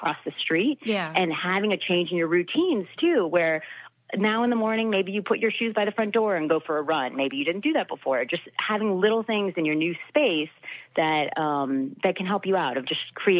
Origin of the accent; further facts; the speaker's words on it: Florida, United States; also born or lived in Maryland / Ohio / California / Illinois; were always moving to a different place, and we were in Maryland, Ohio, California, Illinois, Tennessee. I'm from Florida originally.